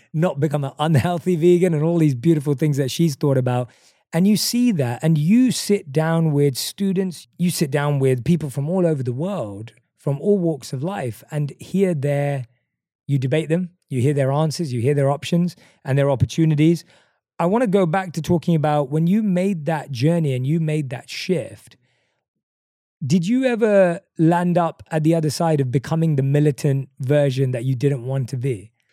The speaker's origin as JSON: {"language": "English", "region": "London", "country": "United Kingdom", "tie": "born or raised there", "said": "the street where I grew up right now on Green Lanes"}